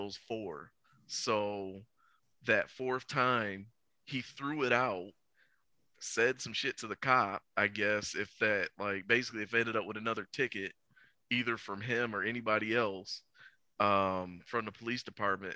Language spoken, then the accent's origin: English; Cedar Point, Ohio, United States; also born or lived in Iowa / Willacoochee, Georgia; when I first moved back to my hometown, when I first moved back to Cedar Point